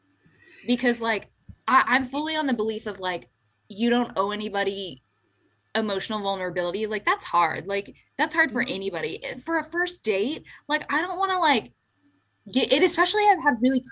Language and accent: English; Nashville, Tennessee, United States; I'm from Nashville, and all of the people in my hometown are talking about like home renovations